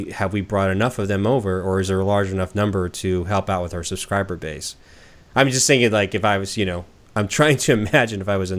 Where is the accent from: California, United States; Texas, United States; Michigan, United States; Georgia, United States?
California, United States; Southern; now in Portland, United States; I'm from Southern California